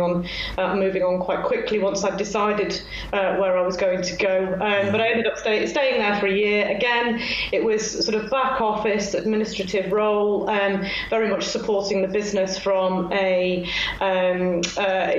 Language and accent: English; Congleton, North West England, United Kingdom; moved away as an adult; also born or lived in Sheffield / Manchester; I grew up in Congleton